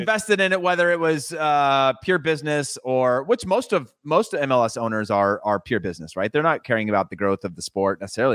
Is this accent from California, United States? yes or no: yes; Modesto, California, United States; I'm from Modesto